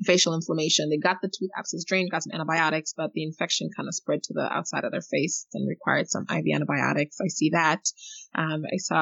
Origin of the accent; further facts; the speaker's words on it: Eswatini; moved away; I grew up in Africa. I grew up in, you know, Swaziland